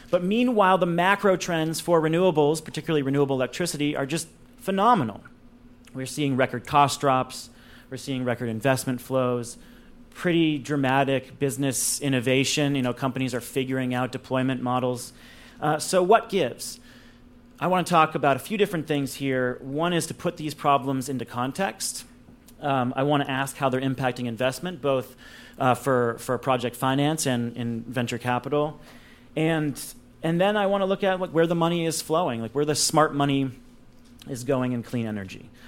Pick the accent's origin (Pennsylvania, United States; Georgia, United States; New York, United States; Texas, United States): New York, United States; New York City; I love being in my hometown.